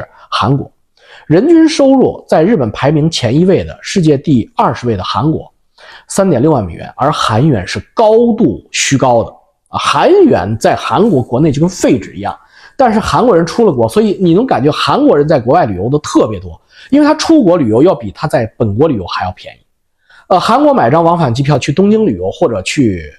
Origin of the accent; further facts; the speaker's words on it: Canada; 你比如说我们加拿大人是或者美国人去日本旅游